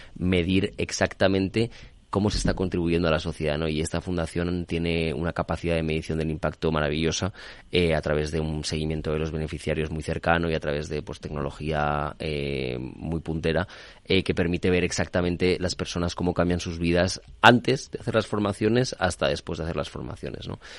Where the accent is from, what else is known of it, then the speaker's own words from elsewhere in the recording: Spain; soy español